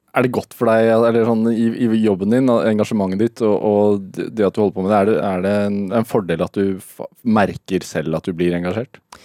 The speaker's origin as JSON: {"language": "Norwegian", "country": "Norway", "said": "som nordmann"}